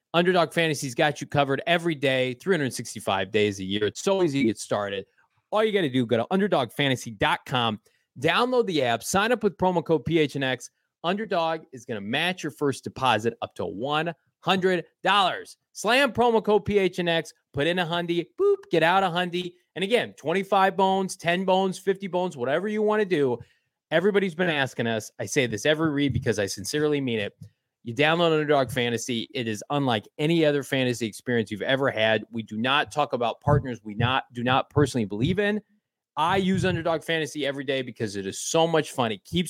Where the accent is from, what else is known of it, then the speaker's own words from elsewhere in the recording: south of Chicago, Midwest, Illinois, United States; now in Arizona, United States; I'm from the Midwest. I'm south of Chicago. I grew up.